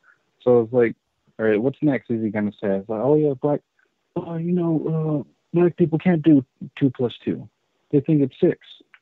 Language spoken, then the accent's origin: English; United States; But then it's like now, as I'm older, I'm like, ah, I'm American. I don't care.